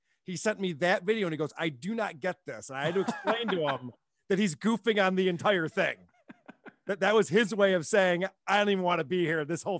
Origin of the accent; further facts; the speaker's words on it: Germany; Maybe it's a generational thing, or maybe it's, you know, growing up in Germany.